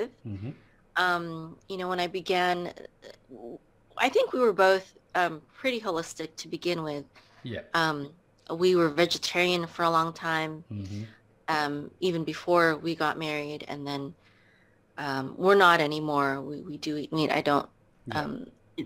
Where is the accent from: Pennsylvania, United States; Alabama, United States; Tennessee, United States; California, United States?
California, United States; moved away as an adult; also born or lived in Philippines; now in Texas, United States; I was born in the Philippines, and I came to America when I was around 3 years old, and I lived in California until 2014, and then after that, I moved to Texas